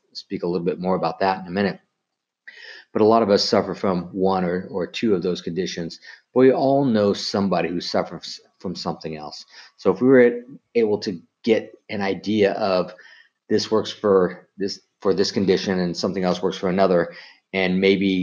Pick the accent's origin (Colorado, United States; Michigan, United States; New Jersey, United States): Colorado, United States; I grew up in Colorado